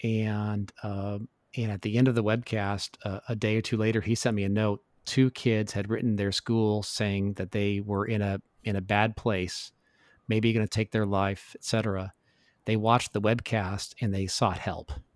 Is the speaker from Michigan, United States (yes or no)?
no; Tacoma, Washington, United States; as a kid growing up in Tacoma, Washington